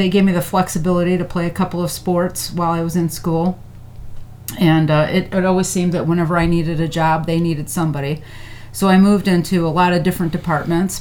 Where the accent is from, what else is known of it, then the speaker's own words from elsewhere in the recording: Griffith, Indiana, United States; also born or lived in Austin, Texas; My dad was a police officer for Griffith, so that's where we landed